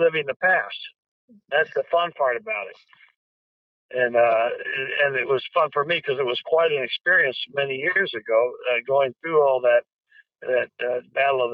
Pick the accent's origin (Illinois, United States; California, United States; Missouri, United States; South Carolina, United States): Illinois, United States; Decatur; moved away; I'm from Decatur, Illinois, soybean capital of the world. Home of high flyer kites, and there was not a whole lot to do back there